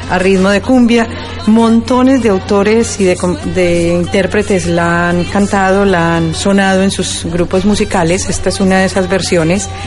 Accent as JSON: {"language": "Spanish", "town": "Manizales", "region": "Caldas", "country": "Colombia", "said": "vengo de Manizales. Eh, la capital del departamento de Caldas, eh, obviamente en Colombia, en la región del eje cafetero y mm, ciudad universitaria porque tenemos montones de estudiantes de todo el país"}